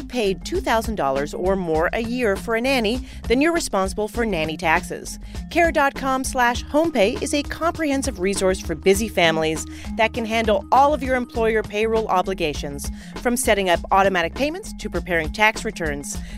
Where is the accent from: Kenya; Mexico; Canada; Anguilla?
Canada; now in New York, United States; I am from Canada